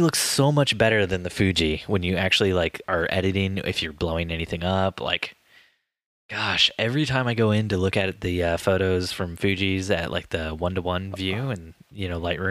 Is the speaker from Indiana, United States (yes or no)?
yes; Indiana, United States; moved away; a great Indiana man like me